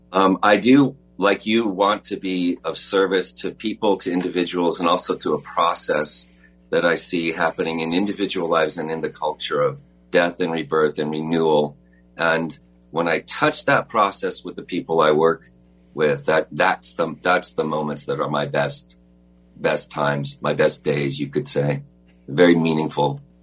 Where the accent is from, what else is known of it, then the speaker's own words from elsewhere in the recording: Los Angeles, California, United States; I was born in Los Angeles, you know I grew up was went to private school in Sherman Oaks